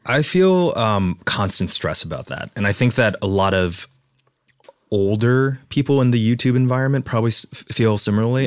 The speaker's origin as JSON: {"language": "English", "region": "Texas", "country": "United States", "tie": "born or raised there", "moved": "yes", "said": "I was raised in Texas in a small town"}